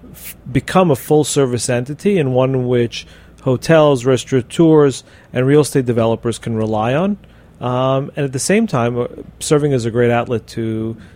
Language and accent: English; Miami, Florida, United States; We my, do my hometown.